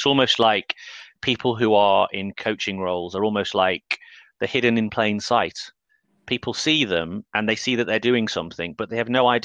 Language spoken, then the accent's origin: English; North Wales, United Kingdom; I grew up in North Wales